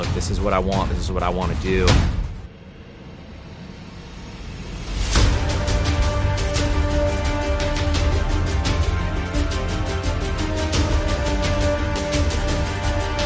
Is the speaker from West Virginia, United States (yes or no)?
no; Connecticut, United States; I grew up in New England, grew up in Connecticut